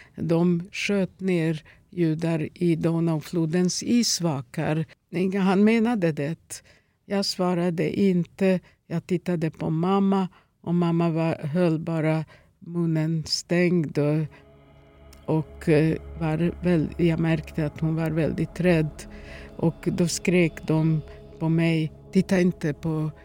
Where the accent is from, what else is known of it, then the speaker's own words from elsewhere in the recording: Ruma, Vojvodina, Serbia; Swedish is a second language; also born or lived in Novi Sad; now in Sweden; min hemstad Roma